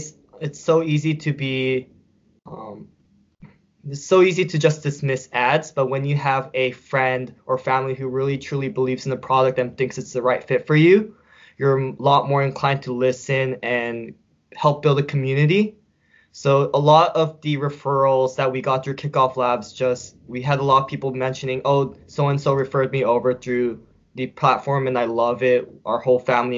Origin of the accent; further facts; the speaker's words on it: California, United States; also born or lived in upstate New York; now in New York, United States; I grew up in California, I love the ocean